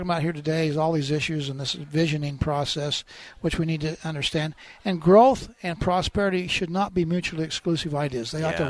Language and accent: English; Orem, Utah, United States; born or raised there; also born or lived in American Fork, Utah